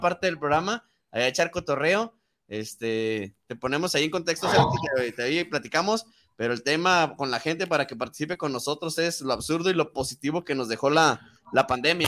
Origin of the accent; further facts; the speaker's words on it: Mexico; como mexicanos